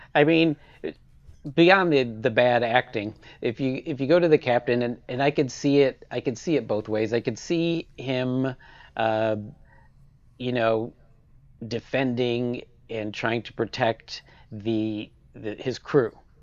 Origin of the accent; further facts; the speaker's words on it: Michigan, United States; moved away; my home state, Michigan